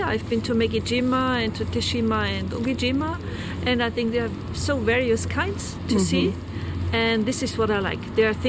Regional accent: Austria

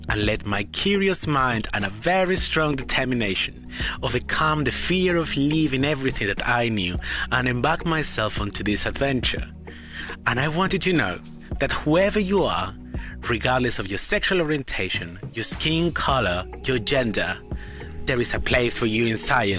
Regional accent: Spain; English is a second language; moved away as an adult; now in United Kingdom; As you can hear in my voice, I am not Scottish or British, but instead, I come from a very small village in the middle of Spain. Growing up gay

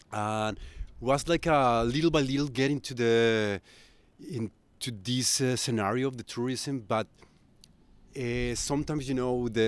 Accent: Colombia; English is a second language; moved away as an adult; now in Barcelona, Spain; I'm originally from Colombia.

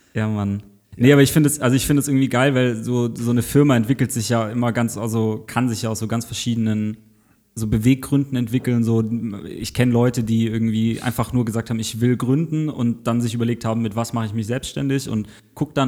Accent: Southern Germany, Germany; ich komme aus Süddeutschland, bei uns gab es Quick noch im Süden

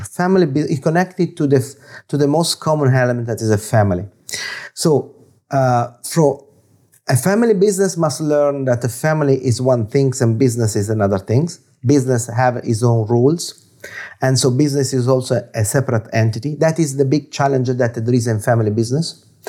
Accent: Florence, Tuscany, Italy; English is a second language; now in London, United Kingdom; I'm origin, I'm origin from It, Italy, in Florence

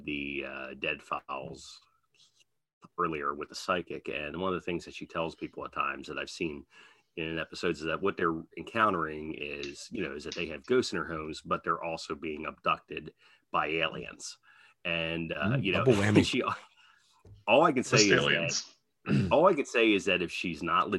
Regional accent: Pasadena, United States; the house that I grew up in Pasadena

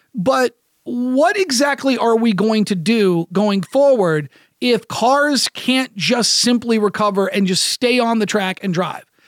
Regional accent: United States; as an American sports broadcaster

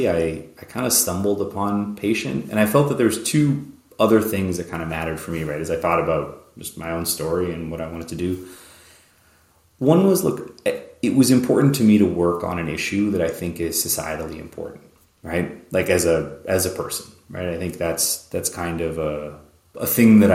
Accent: Canada; moved away as an adult; also born or lived in New York; now in United States; I grew up in Canada

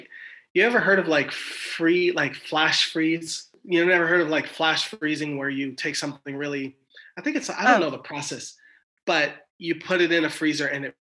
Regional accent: Germany; born there; also born or lived in Georgia, United States / Alaska, United States; my dad was in the military, and I lived all over the world. I was born in Germany. Everybody else in my family was born in Los Angeles. And so I moved to Alaska when I was 12.

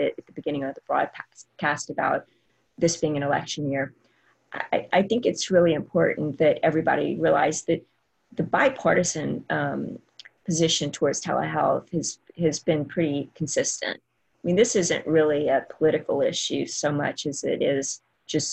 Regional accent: Southwest Louisiana, United States; I'm from Southwest Louisiana

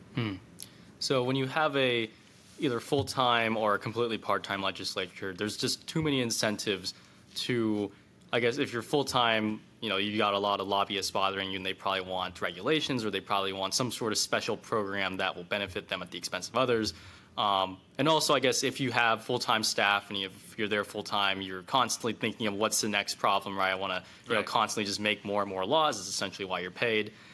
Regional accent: California, United States; I'm from the People's Republic of California

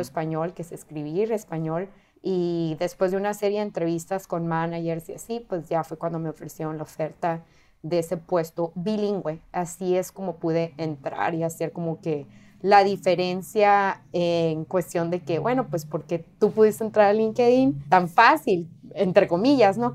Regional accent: Mexico; now in California, United States; soy mexicana

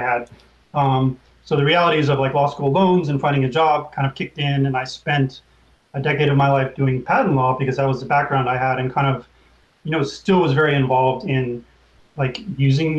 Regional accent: Oakland, California, United States; I grew up in Oakland, where cannabis was very accessible.

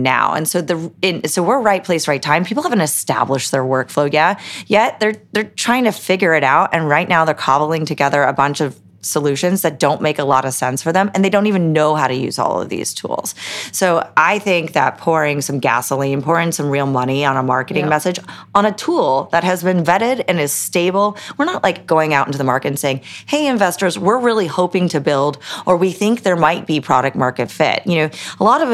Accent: Los Altos, California, United States; moved away as an adult; now in New York, United States; I grew up in a town called Los Altos, which is right by the famed Palo Alto and Stanford and whatnot.

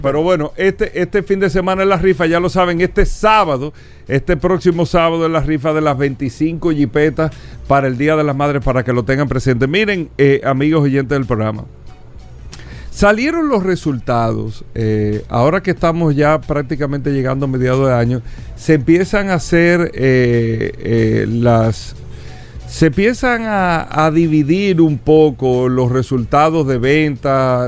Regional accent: Dominican Republic; nosotros los dominicanos

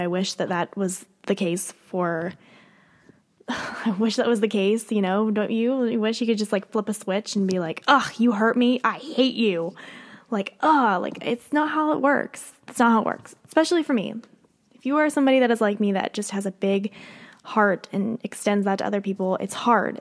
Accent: Pennsylvania, United States; moved away as an adult; now in Nashville, United States; I grew up in Pennsylvania. Obviously, I live here in Nashville now

